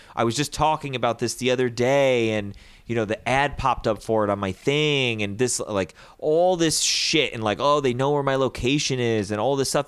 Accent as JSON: {"language": "English", "country": "United States", "said": "I'm an American"}